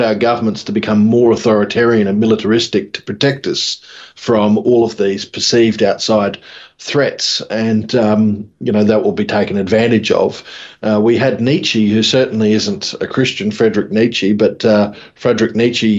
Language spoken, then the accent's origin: English; Mackay, Queensland, Australia; born or raised there